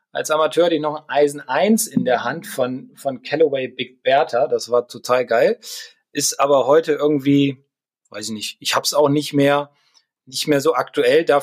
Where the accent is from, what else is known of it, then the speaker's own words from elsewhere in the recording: Garlstedt, Lower Saxony, Germany; ich bin in Gahlstedt im Club zur Fahr groß geworden, das ist ein reiner Waldplatz